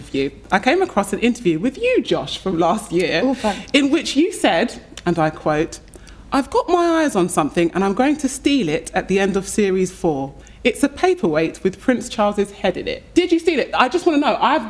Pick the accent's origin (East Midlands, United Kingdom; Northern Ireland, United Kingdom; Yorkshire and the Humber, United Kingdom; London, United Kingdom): London, United Kingdom; I'm from South London.